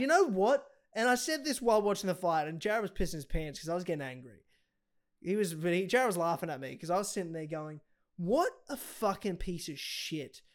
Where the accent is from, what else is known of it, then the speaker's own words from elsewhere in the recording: Australia; I'm Australian